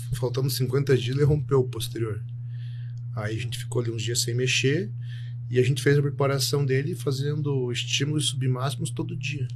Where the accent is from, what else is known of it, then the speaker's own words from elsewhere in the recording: Telêmaco Borba, Paraná, Brazil; moved away as an adult; also born or lived in Curitiba; sou nascido em Telêmaco Borba, interior do Paraná, mas a maioria das pessoas me conheceu em Curitiba, onde eu fui fazer faculdade